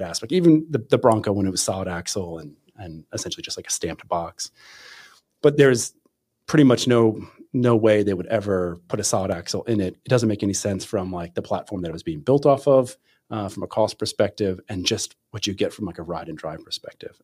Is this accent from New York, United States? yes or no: no; Pennsylvania, United States; now in Michigan, United States; I'm from Pennsylvania originally